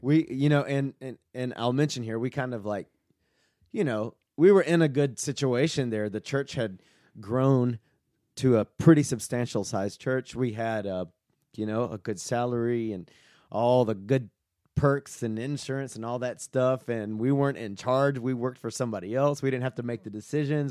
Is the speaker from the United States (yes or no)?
yes; Southeast, United States; moved away as an adult; also born or lived in Mexico / Southwest US; now in Kennesaw, United States; I grew up in the Southeast